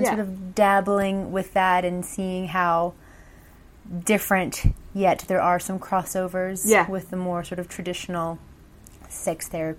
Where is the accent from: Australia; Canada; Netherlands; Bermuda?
Bermuda; also born or lived in Mexico / Brazil; now in London, United Kingdom; I'm originally from Bermuda, born and raised, which is, had a very lovely, you know, beautiful childhood growing up on beautiful tropical island.